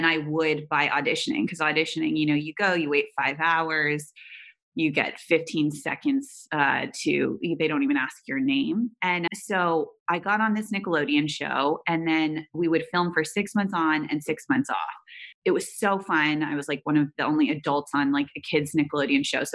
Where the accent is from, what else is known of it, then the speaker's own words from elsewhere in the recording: Silicon Valley, California, United States; I grew up in Silicon Valley around incredible entrepreneurs